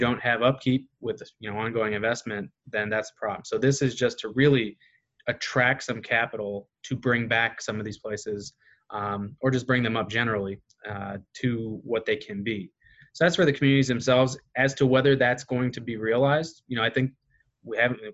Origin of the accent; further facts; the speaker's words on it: Kankakee, Illinois, United States; coming back to be part of my hometown